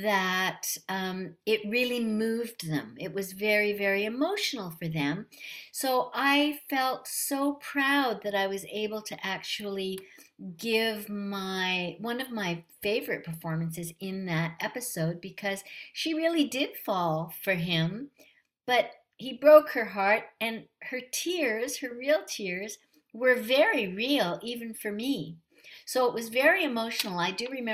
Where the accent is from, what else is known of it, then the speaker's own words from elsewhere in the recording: Canada; being a Canadian